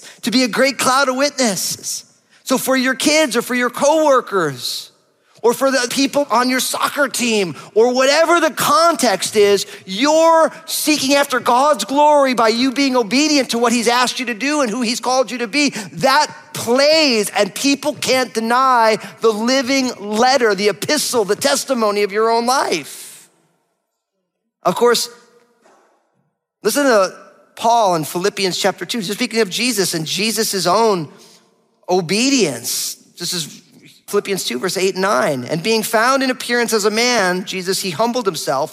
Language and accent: English; New Jersey, United States; I'm from New Jersey